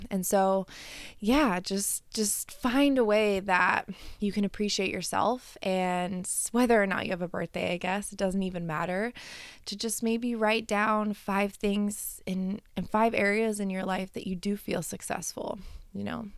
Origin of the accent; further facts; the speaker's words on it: Colorado, United States; moved away; I grew up in Colorado